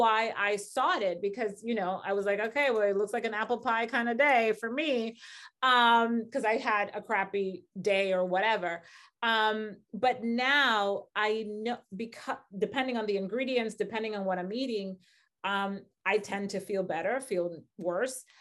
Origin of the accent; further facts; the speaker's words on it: Dominican Republic; moved away; I grew up in the Dominican Republic, very crazy, just, like, very crazy, violent